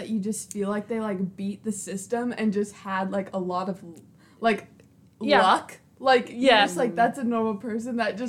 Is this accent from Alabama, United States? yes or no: yes; Alabama, United States; We're from Alabama, and we still live in Alabama